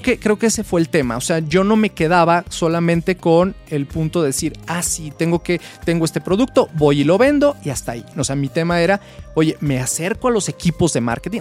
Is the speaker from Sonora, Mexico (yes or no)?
no; Guadalajara, Jalisco, Mexico; yo soy de Guadalajara. Yo estudié en la Universidad de Guadalajara